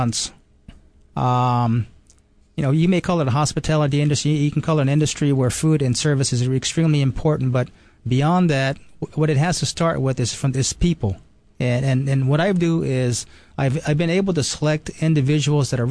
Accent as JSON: {"language": "English", "country": "Japan", "tie": "born or raised there", "also_born_or_lived": "New York", "moved": "yes", "said": "I was born and raised in Japan"}